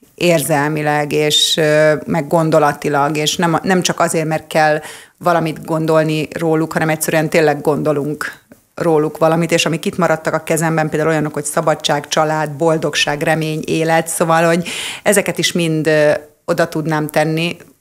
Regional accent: Hungary; magyar vagyok

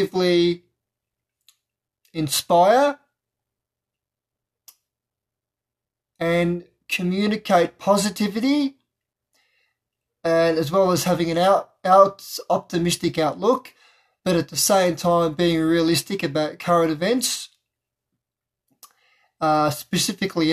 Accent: Melbourne, Victoria, Australia; I'm from Melbourne, Victoria, Australia

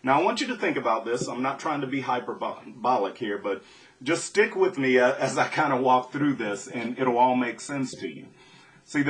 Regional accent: Southwest Louisiana, United States; Growing up in Southwest Louisiana

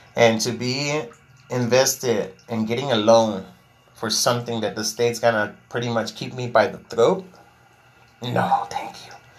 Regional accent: Laredo, Texas, United States; I'm from Laredo, Texas

